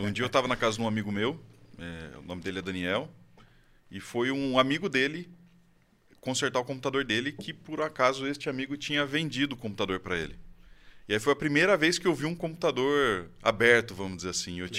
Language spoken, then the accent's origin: Portuguese; Campinas, São Paulo, Brazil; now in Valinhos, Brazil; Moro em Campinas a vida inteira. Moro agora recentemente em Valinhos, nos últimos quatro anos